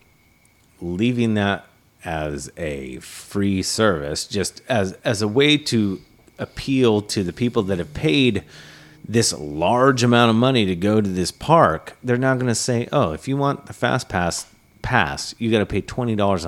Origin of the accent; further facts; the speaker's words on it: Georgia, United States; also born or lived in Cape Cod, Massachusetts; my dad came from California, my mom came from New York, and I grew up in Georgia